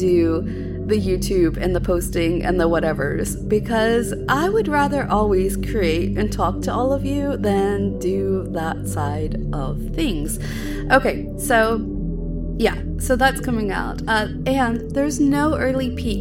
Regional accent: United States; moved away as an adult; now in United Kingdom; I'm an American living in the UK

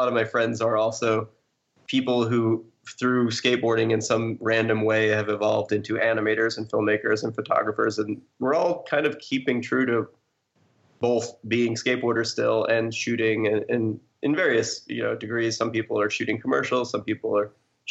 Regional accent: New York, United States; I'm originally from New York

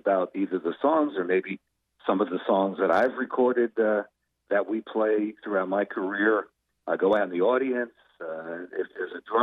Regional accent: New Jersey, United States; as Jersey musicians

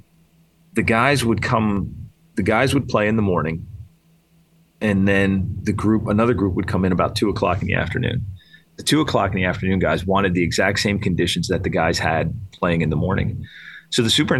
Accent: Lititz, Pennsylvania, United States; moved away as an adult; now in Western Pennsylvania, United States; I grew up in Eastern PA. In fact, I grew up 20 minutes from Lancaster Country Club, and now I live in Western PA

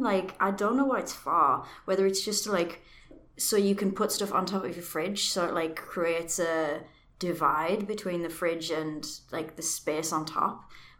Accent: New York, United States; when I was growing up on Long Island in New York

